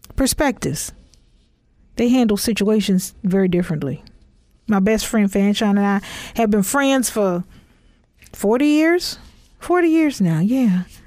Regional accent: Texas, United States; I'm from Texas

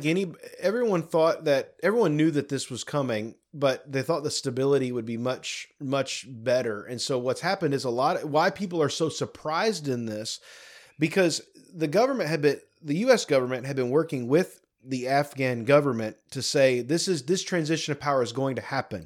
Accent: United States; as an American

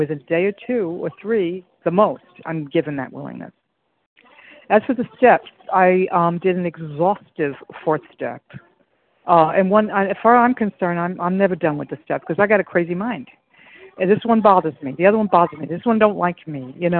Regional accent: New York City, New York, United States; moved away; because I'm in a strange land and with strange ways, and you know, I came from New York City, and it's a little tough

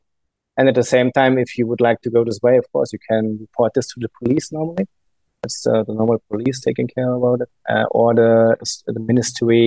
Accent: Germany; English is a second language; maybe you got noticed my accent. I'm from Germany, from a landlocked part in Germany. So there's no sea around my town where I'm coming from.

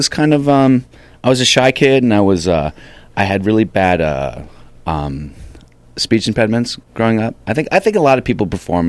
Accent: Alexandria, Virginia, United States; I'm from Alexandria, Virginia.

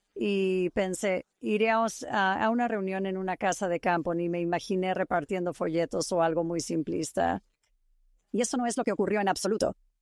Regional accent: East Bay, San Francisco, California, United States; moved away as an adult; also born or lived in Utah / Eastern Washington / Pennsylvania / Idaho; now in Saratoga Springs, United States; Crecí en la bahía este de San Francisco

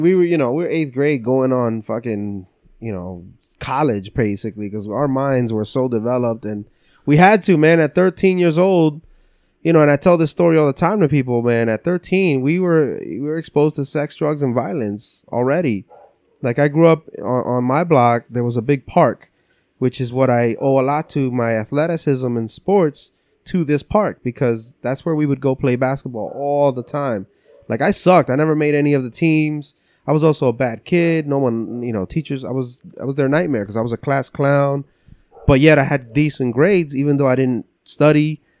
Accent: West New York, New Jersey, United States; first language English; also born or lived in Lancaster, Pennsylvania; now in Pennsylvania, United States; I grew up in North Jersey, so. uh West New York, New Jersey.

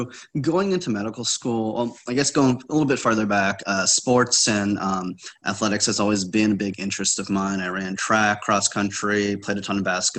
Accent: New Jersey, United States; also born or lived in Hong Kong; I was born in Hong Kong. Both my parents were nurses, and they met in nursing school in Hong Kong. I moved to the States, to New Jersey, at 5 or 6 years old

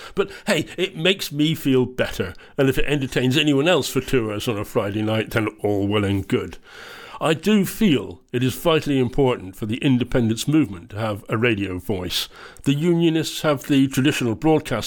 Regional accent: England, United Kingdom; moved away as an adult; now in Scotland, United Kingdom; I'm English. I lived in England for the first 32 years of my life

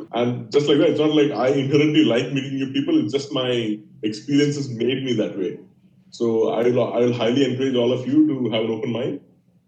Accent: India; I grew up in India.

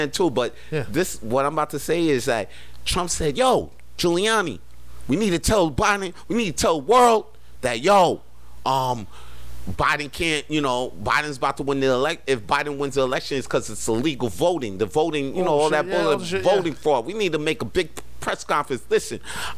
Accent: Canada; moved away; also born or lived in United States; I'm Canadian

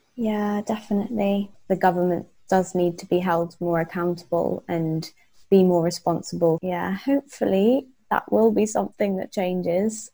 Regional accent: Wales, United Kingdom; because I grew up in Wales, um, in quite a rural part of Wales

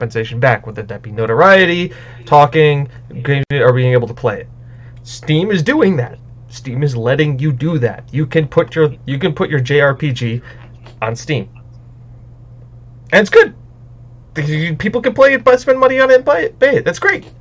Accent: United States; I'm an American

